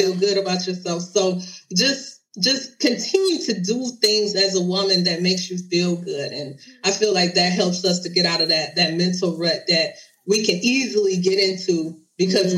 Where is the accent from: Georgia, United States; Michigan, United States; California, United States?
Michigan, United States; Detroit; I originally started doing uh, makeup events in my city. I'm from Detroit